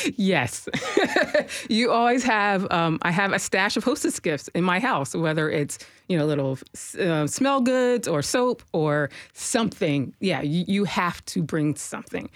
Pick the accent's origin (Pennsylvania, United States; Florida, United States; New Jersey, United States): Pennsylvania, United States; Harrisburg; moved away as an adult; now in Nashville, United States; I came from Harrisburg, Pennsylvania. That's my hometown